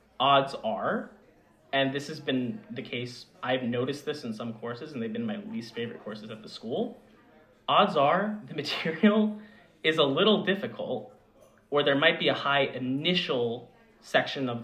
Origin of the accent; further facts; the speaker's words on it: Long Island, New York, United States; I am from Long Island, New York